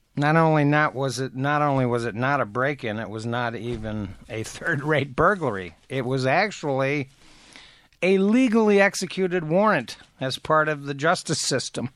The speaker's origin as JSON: {"language": "English", "town": "Athens", "region": "Ohio", "country": "United States", "tie": "born or raised there", "moved": "yes", "lives_now": "Ann Arbor, United States", "said": "my hometown, Athens, Ohio"}